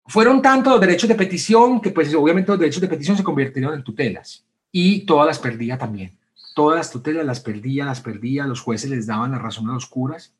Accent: Medellín, Antioquia, Colombia; la ciudad donde te criaste, Medellín

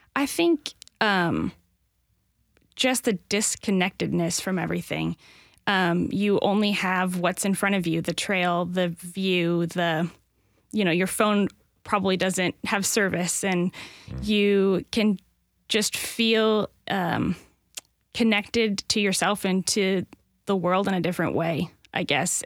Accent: Northwest Indiana, United States; moved away as an adult; now in Nashville, United States; I grew up in Northwest Indiana near Chicago

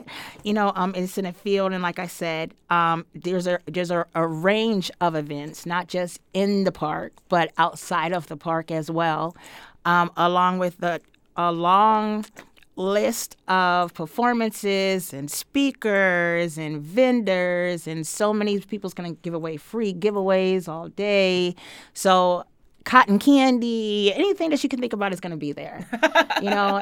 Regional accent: Greenfield, Massachusetts, United States; I'm from Greenfield, Massachusetts

